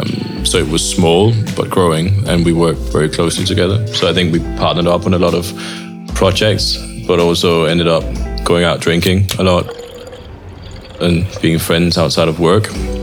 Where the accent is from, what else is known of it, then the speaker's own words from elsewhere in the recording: Copenhagen, Capital Region of Denmark, Denmark; moved away as an adult; also born or lived in Hong Kong; I am from Copenhagen, Denmark.